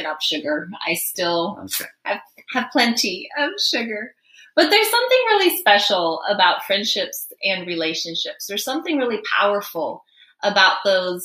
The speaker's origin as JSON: {"language": "English", "country": "Guinea", "tie": "born or raised there", "moved": "yes", "said": "I grew up in Guinea, West Africa."}